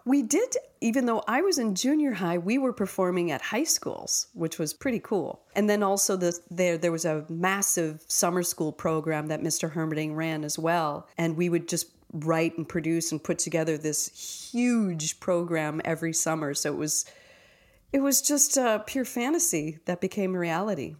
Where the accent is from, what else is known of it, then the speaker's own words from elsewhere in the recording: Minneapolis, Minnesota, United States; I'm from Minneapolis